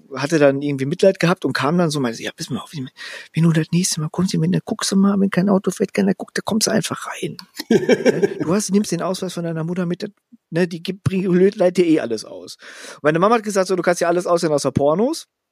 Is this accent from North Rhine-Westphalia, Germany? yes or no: yes; Gelsenkirchen, North Rhine-Westphalia, Germany; ich bin ja aufgewachsen in Schaffrath. Das ist so ein Vorort von einem Vorort von Buhr, was ein Teil von Gelsenkirchen ist.